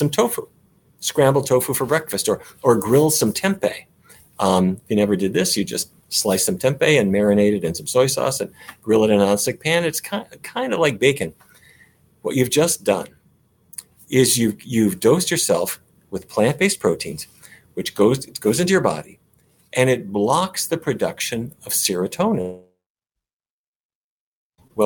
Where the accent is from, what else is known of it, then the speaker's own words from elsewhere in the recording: Fargo, North Dakota, United States; I grew up in Fargo